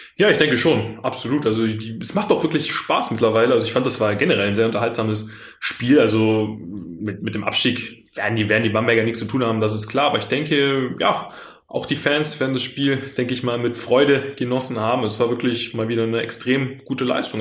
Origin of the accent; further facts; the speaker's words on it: Cologne, North Rhine-Westphalia, Germany; ich als Kölner